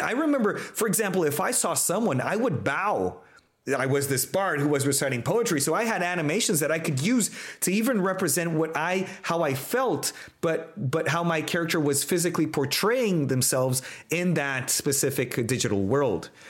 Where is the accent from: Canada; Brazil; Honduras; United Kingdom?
Brazil; I'm Brazilian. I come from Latin America